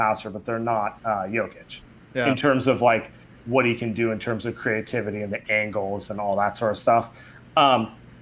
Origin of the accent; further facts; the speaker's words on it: East Bay, California, United States; now in San Francisco, United States; I grew up in the East Bay. I've lived in the city for the last 10, 11 years